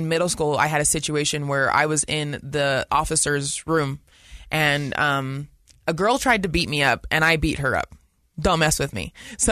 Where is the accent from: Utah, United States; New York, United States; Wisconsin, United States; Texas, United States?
Utah, United States; West Valley City; I grew up in West Valley